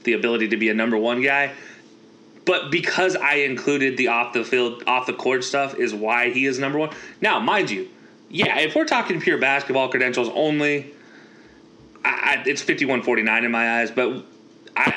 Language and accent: English; Alaska, United States; growing up in Alaska and watching MJ in the finals